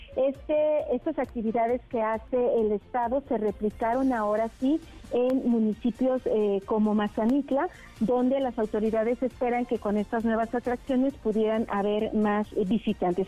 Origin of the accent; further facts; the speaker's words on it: Jalisco, Mexico; mi tierra hermosa